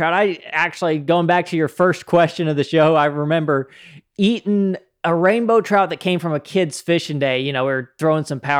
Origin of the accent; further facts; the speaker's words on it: Utah, United States; moved away; It was something that I didn't know of before I came from Utah. Out in Utah, you know, you got native trout throughout much of the northern part of the state, and you can fish for them year round.